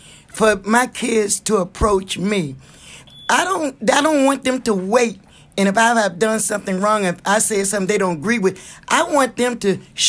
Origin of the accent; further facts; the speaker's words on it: Chesterfield, Virginia, United States; I'm from Chesterfield, Virginia.